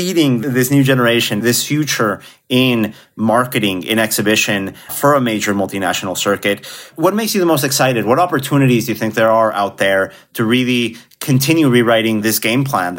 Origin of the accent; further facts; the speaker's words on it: Mexico; I grew up internationally in Mexico, going to a Cinemark theater in my hometown.